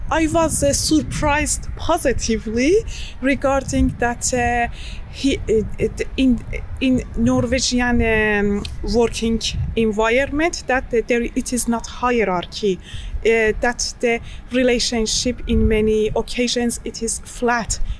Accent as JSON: {"language": "English", "country": "Iran", "moved": "as an adult", "lives_now": "Norway", "said": "I moved to Norway 2011 as a student. I am from Iran."}